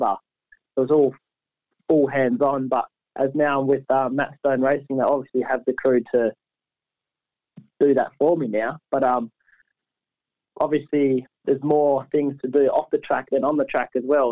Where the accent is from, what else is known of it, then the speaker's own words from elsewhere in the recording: Perth, Western Australia, Australia; Perth, my hometown